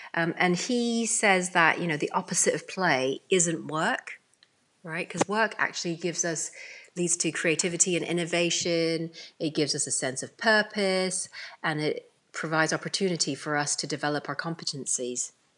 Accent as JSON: {"language": "English", "country": "Hong Kong", "tie": "born there", "said": "I was born in Hong Kong. So if you like, I'm of, you know, Chinese origin, even though I'm British."}